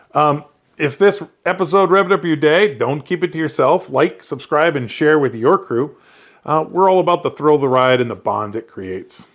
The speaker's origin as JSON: {"language": "English", "region": "Iowa", "country": "United States", "said": "I'm from Iowa, but I grew up riding dirt bikes just in the yard"}